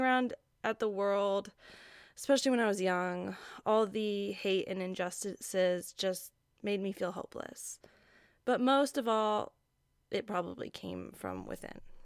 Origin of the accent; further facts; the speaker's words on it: Hawaii, United States; I grew up in Hawaii